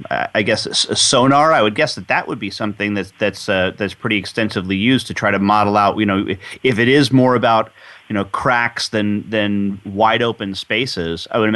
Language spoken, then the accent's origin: English; New York, United States; now in Texas, United States; I grew up in New York, so I had no idea what college football was until I got to Texas.